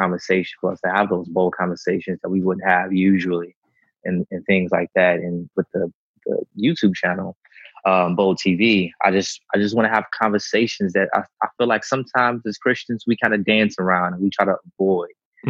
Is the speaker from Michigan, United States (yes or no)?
no; Chicago, Illinois, United States; also born or lived in Atlanta; Well, yeah, I'm from Chicago, Illinois. I was born and raised on the south side of Chicago. Single parent home.